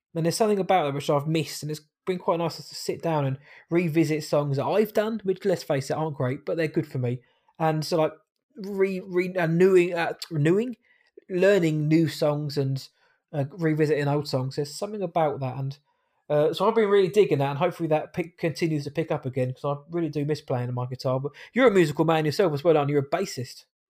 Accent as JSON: {"language": "English", "region": "England", "country": "United Kingdom", "said": "I'm an English man"}